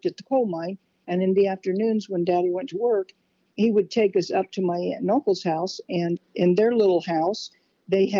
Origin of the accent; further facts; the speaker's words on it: Fulton County, Illinois, United States; also born or lived in Canton, Illinois / Little America, Illinois; Fulton County, Illinois. Never was far from Fulton County, Illinois my whole life